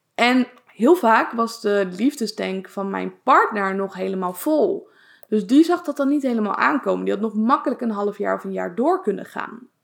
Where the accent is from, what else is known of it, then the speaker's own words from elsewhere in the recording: Leiden, South Holland, Netherlands; also born or lived in Zoetermeer; Maar ik kom zelf uit Leiden